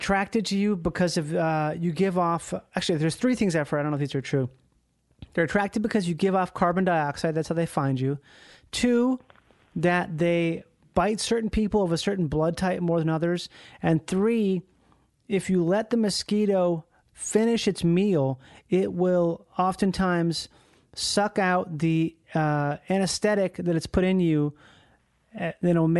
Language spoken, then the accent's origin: English; Minnesota, United States; I grew up in Minnesota, so we have a lot of mosquitoes there